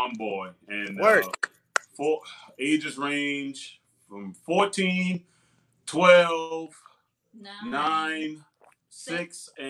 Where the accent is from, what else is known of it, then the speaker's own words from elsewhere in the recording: North Charleston, South Carolina, United States; Born and raised in Charleston, North Charleston. Here. I grew up on George LeGree, a.k.a. North Park Village, a.k.a. The Project.